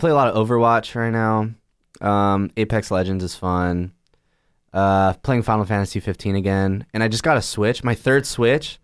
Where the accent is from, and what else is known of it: Chula Vista, California, United States; born or raised there; moved away as an adult